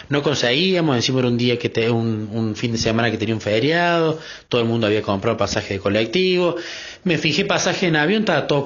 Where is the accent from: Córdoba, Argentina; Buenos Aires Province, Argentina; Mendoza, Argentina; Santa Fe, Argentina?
Córdoba, Argentina; soy de Córdoba, Argentina